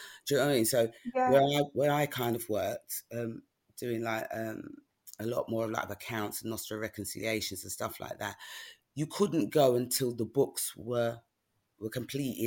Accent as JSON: {"language": "English", "region": "London", "country": "United Kingdom", "tie": "born or raised there", "said": "And growing up in New Cross, I mean, all my cousins, there were a lot of cousins nearby."}